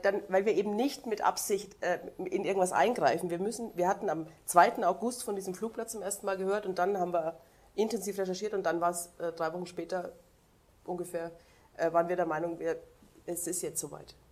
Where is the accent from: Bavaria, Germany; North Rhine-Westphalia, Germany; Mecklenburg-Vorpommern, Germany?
Bavaria, Germany; Upper Palatinate; ich komme zum Beispiel aus dem Dorf in der Oberpfalz